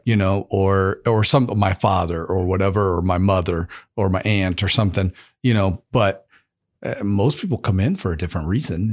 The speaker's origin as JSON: {"language": "English", "country": "United States", "tie": "born or raised there", "said": "I was a kid growing up in America"}